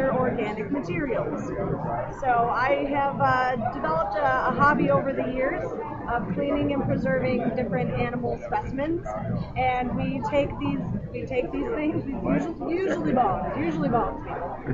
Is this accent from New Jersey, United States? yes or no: no; Chicago, Illinois, United States